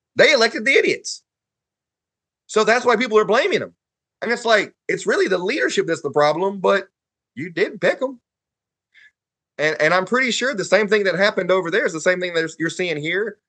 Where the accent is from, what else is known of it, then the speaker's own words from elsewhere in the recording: Huntsville, Alabama, United States; So I grew up in bowling in Huntsville.